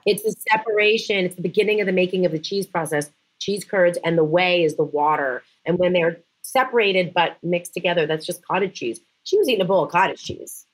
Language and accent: English; Canada; moved away as an adult; now in United States; born and bred Canadian